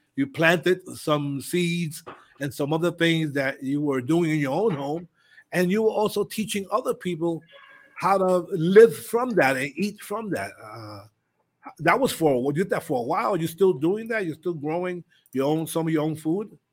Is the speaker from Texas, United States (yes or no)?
no; New York, United States; moved away; growing up in New York